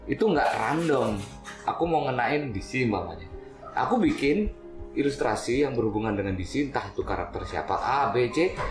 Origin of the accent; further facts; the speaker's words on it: Malang, East Java, Indonesia; Asalnya Malang.